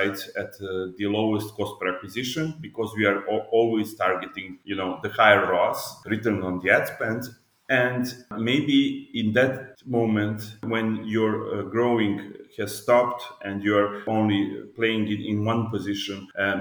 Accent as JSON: {"language": "English", "region": "Belgrade", "country": "Serbia", "said": "I'm from Belgrade, Serbia"}